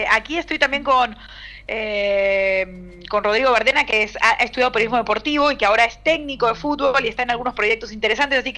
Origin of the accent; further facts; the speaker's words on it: Argentina; accent: Argentine; Nosotros tenemos un acento muy marcado, muy fuerte.